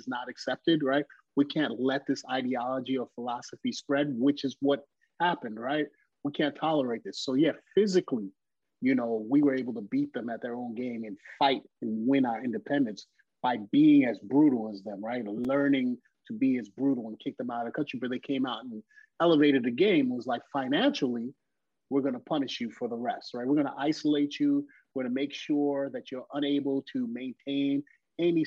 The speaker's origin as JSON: {"language": "English", "town": "New York City", "region": "New York", "country": "United States", "tie": "born or raised there", "said": "as a Haitian kid growing up in New York City"}